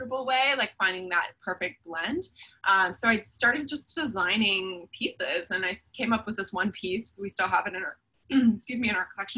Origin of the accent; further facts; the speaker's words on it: Toronto, Ontario, Canada; I'm born and raised in Toronto